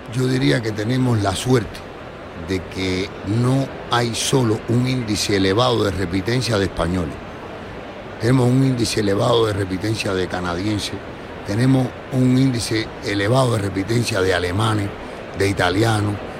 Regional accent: Cuba; como buen cubano siempre estamos luchando

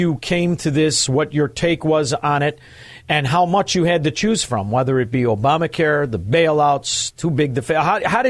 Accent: Chicago, Illinois, United States; I'm from Chicago

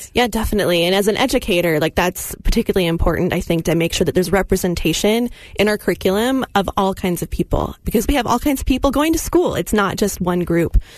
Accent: California, United States; now in Utah, United States; I grew up in California

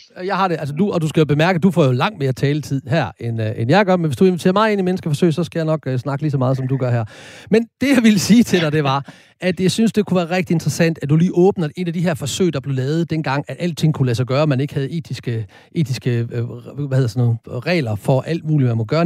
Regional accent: Horsens, Central Denmark Region, Denmark; kommer jeg jo født og opvokset i Horsens

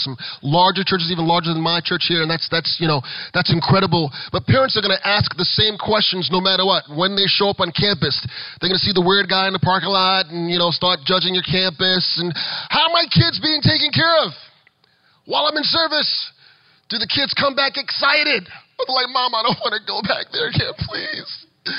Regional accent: Florida, United States; you heard that I'm the guy from South Florida, you're going, why is the guy from South Florida teaching us how to be safe during the pandemic?

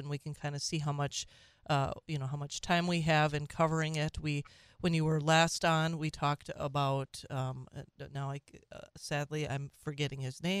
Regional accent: Minnesota, United States; moved away; my home state. I should say my birth state of Minnesota.

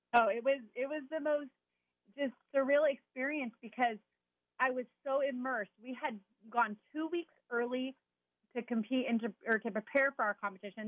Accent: Chino, California, United States; also born or lived in Garden Grove, California; I was born in Garden Grove, California, and grew up in Chino

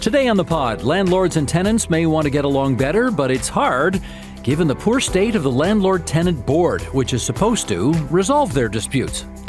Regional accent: Ontario, Canada; my most formative years growing up in Ontario

